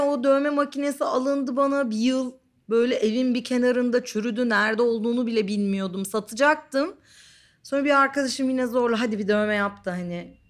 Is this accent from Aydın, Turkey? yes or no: yes; Didim, Aydın, Turkey; also born or lived in Ankara; now in Istanbul, Turkey; yeterince gelişmem için Didim'e gitmişiz. Didim'de büyüdüm bir noktada.